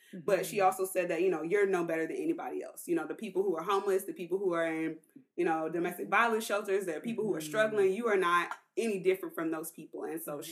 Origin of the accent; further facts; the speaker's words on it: Durham, North Carolina, United States; moved away; also born or lived in Indianapolis, Indiana; I grew up in Durham, North Carolina